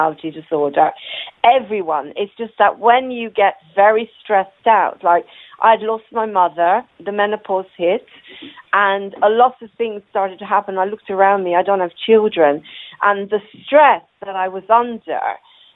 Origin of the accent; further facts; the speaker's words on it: Israel; also born or lived in Ireland; now in England; I was born in Ireland, and I grew up in Israel